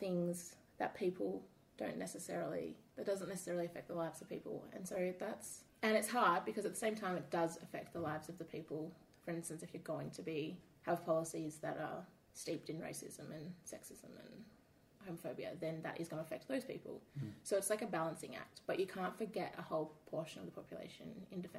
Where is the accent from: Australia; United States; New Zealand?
Australia; Perth, Western Australia; living in Australia, being an Australian